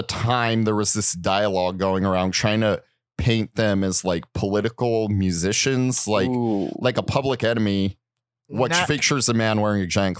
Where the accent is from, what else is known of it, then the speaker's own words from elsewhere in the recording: Los Angeles, California, United States; But yeah, despite growing up in Los Angeles, you know, an East Coast guy.